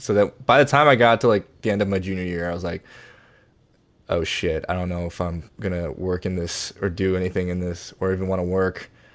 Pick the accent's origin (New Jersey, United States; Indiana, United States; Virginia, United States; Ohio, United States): Virginia, United States; moved away as an adult; also born or lived in Boston / New York / Washington, D.C. / Seoul; now in Los Angeles, United States; I grew up in Virginia